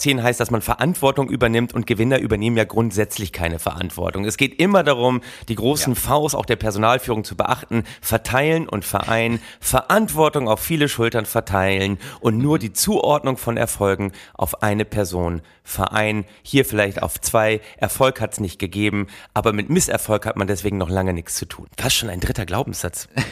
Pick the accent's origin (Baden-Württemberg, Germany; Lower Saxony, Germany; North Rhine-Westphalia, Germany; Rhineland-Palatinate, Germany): Lower Saxony, Germany; Oldenburg; gebürtiger Oldenburger nah an Ostfriesland